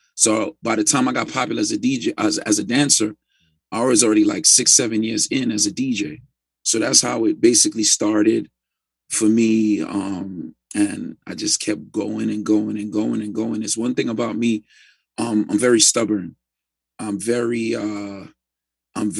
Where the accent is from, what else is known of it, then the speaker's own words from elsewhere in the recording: New York City, New York, United States; growing up in Brownsville, Brooklyn